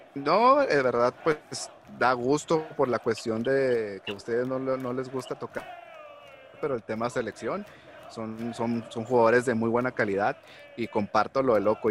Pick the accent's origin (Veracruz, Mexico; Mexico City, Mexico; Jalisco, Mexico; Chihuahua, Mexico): Chihuahua, Mexico; Ciudad Juárez; yo vengo de, visita de Ciudad Juárez